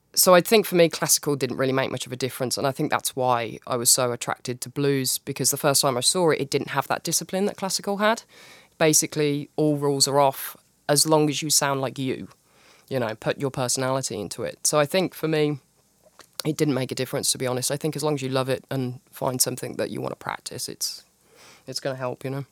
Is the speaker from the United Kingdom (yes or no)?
yes; United Kingdom; I'm very British